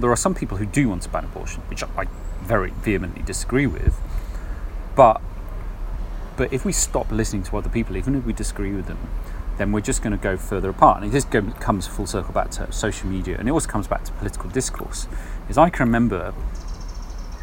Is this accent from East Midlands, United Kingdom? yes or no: yes; Kenneth Clarke's constituency, East Midlands, United Kingdom; I grew up in Kenneth Clark's constituency